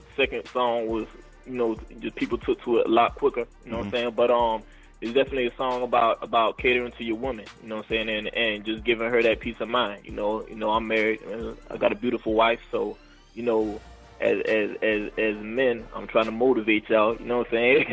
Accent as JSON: {"language": "English", "town": "Savannah", "region": "Georgia", "country": "United States", "tie": "born or raised there", "also_born_or_lived": "Nigeria", "lives_now": "Atlanta, United States", "said": "I grew up in Savannah, Georgia. So, you know, Nigerian born, dirty South raised"}